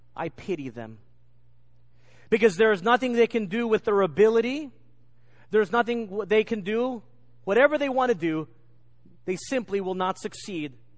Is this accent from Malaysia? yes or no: no; England, United Kingdom; accent: English; my English accent